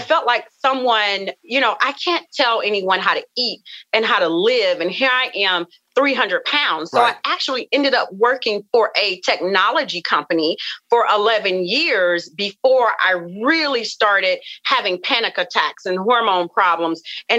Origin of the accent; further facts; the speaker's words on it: the South, United States; you know, I come from the South, and we come from, you know, a family of just rich cooking, rich foods.